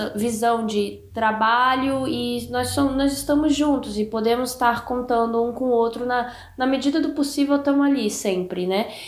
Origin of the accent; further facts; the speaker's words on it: Brasília, Federal District, Brazil; moved away; aquilo que eu vivi na minha infância em Brasília